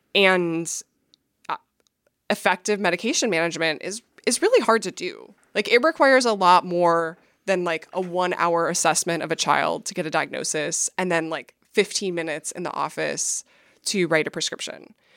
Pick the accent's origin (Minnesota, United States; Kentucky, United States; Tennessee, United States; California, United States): Minnesota, United States; Minneapolis; I grew up in Minneapolis